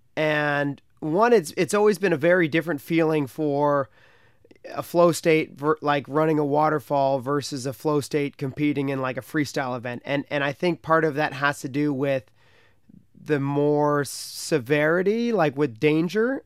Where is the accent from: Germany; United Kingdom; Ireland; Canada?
Canada; in my hometown on the Ottawa